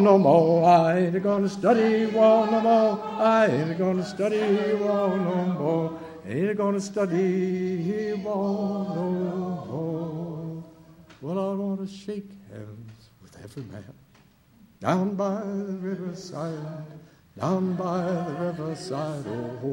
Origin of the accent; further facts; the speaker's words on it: Kentucky, United States; I'm coming in from Kentucky